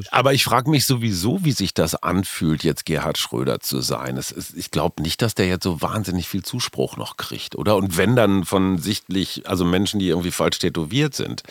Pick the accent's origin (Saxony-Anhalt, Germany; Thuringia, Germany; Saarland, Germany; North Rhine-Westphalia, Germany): North Rhine-Westphalia, Germany; Münster; Münster, wie du weißt, ist meine Heimatstadt